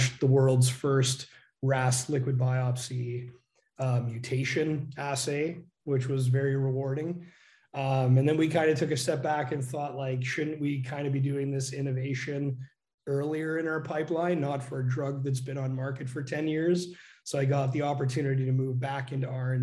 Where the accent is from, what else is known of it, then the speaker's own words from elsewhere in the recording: Canada; accent: Canadian; moved away; also born or lived in Calgary, Canada / Dresden, Germany; So you might hear my Canadian accent come through.